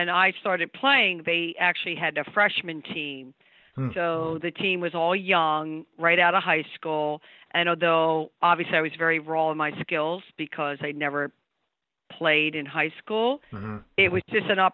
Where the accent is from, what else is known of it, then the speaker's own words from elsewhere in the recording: Havertown, Pennsylvania, United States; I grew up in Havertown, Pennsylvania